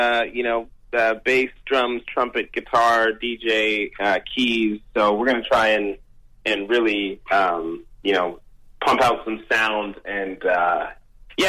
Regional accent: London, Ontario, Canada; London, Ontario, man. That's my hometown

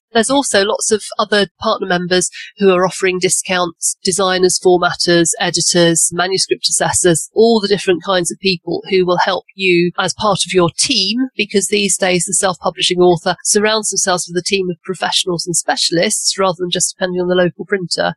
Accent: England, United Kingdom; also born or lived in Cotswolds; I'm obviously English and based in um, a little village in the Cotswolds

